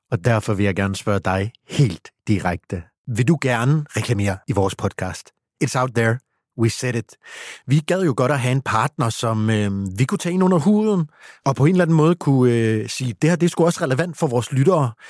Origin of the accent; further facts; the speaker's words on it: East Funen, Southern Denmark, Denmark; nu kommer jeg selv fra Østfyn